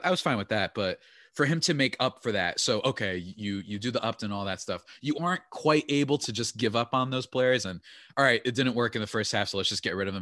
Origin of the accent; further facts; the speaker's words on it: New Jersey, United States; I'm from New Jersey